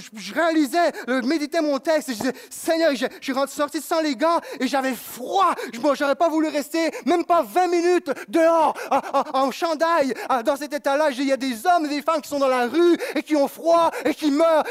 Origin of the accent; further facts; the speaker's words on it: Quebec, Canada